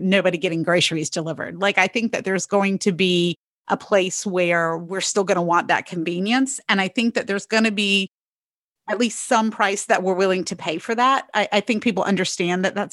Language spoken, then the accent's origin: English; North Carolina, United States; now in Pennsylvania, United States; I'm from North Carolina